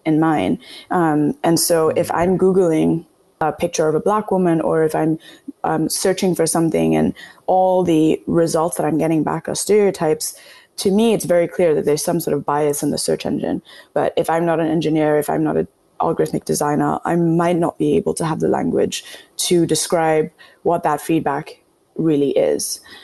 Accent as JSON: {"language": "English", "country": "Kenya", "tie": "born or raised there", "moved": "yes", "lives_now": "United States", "said": "growing up in Kenya, but once I moved to the US"}